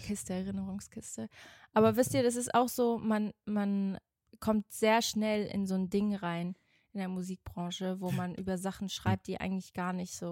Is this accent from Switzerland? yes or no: yes; Switzerland; moved away; Ich bin ja in der Schweiz zur Schule gegangen